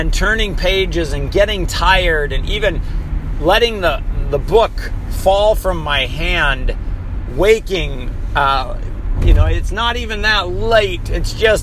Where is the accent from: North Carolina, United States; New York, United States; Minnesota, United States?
Minnesota, United States; also born or lived in Hawaii; I was born and raised in Minnesota